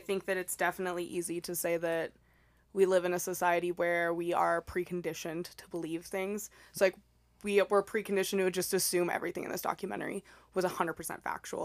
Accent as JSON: {"language": "English", "town": "El Paso", "region": "Texas", "country": "United States", "said": "I'm from El Paso, Texas"}